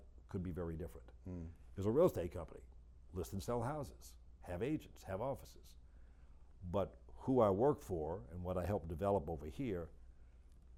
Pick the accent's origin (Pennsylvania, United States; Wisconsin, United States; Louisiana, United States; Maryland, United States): Louisiana, United States; New Orleans; moved away as an adult; now in Atlanta, United States; after 57 years, where I was born and raised in New Orleans